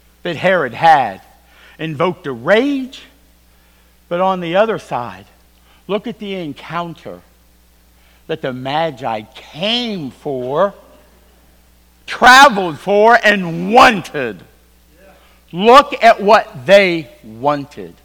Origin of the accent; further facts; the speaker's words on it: Virginia, United States; I am from Virginia